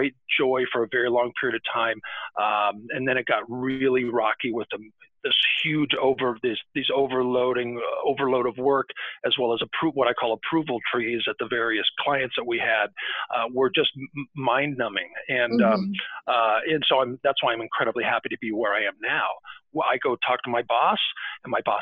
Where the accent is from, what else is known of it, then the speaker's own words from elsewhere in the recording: Arizona, United States; moved away; when I was a kid growing up in Arizona